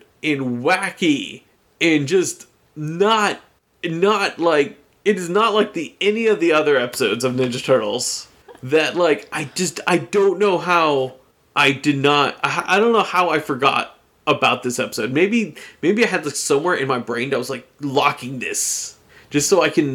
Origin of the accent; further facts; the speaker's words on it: United States; he knew I was from America